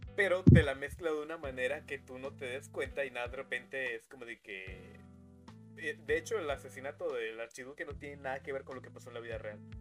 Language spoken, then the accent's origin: Spanish; Mexico; aquí en México no se pedía Halloween porque somos mexicanos